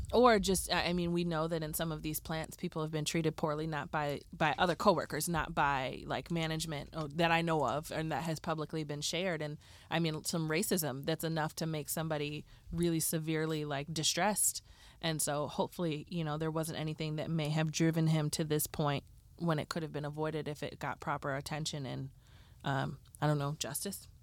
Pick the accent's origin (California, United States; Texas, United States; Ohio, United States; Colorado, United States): Ohio, United States; Cleveland; I grew up in Cleveland